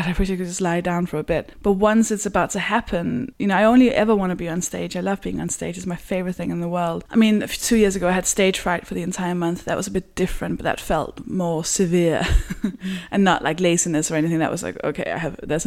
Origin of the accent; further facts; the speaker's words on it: Copenhagen, Capital Region of Denmark, Denmark; moved away; because I'm from Denmark, I'm from Copenhagen, where even though it's the biggest city